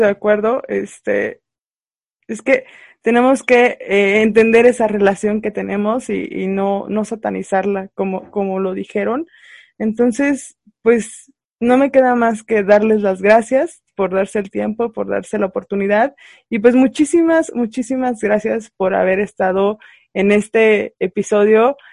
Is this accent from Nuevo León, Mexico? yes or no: no; San Luis Potosí, Mexico; yo soy del estado de San Luis Potosí